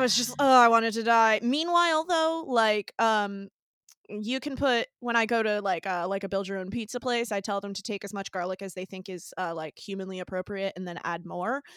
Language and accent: English; Northeast, United States; I'm from the Northeast